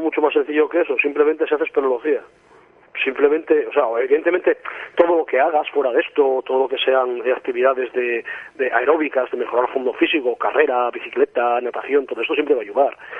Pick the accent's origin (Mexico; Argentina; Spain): Spain; Asturias; yo soy asturiano, vivo en Asturias